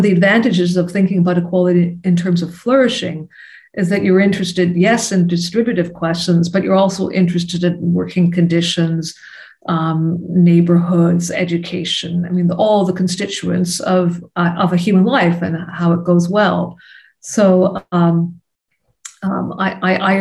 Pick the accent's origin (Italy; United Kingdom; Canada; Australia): Canada; As a Canadian, I'm conscious of issues of colonialism within the borders of my own country